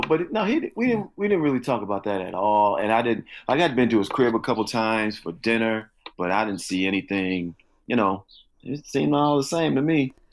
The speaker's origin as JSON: {"language": "English", "town": "Chicago", "region": "Illinois", "country": "United States", "tie": "born or raised there", "said": "I grew up in, yeah, in Chicago, and then the s-, south suburbs, and then back in Chicago."}